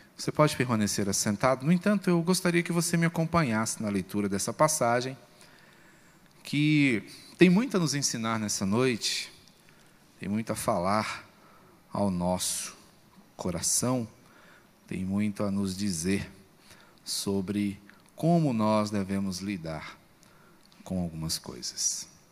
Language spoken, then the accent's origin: Portuguese; Brazil; Como brasileiros